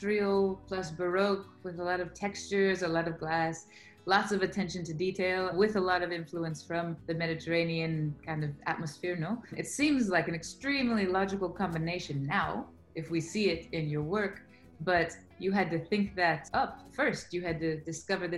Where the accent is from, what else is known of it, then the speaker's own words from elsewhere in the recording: Chicago, Illinois, United States; moved away; I'm from Chicago, as they say here, originally.